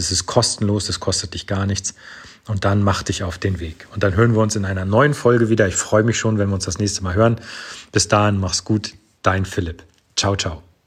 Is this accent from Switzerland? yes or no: no; Northern Germany, Germany; an so Wörtern wie wir schnacken, erkennst du schon, ich komme aus dem Norden Deutschlands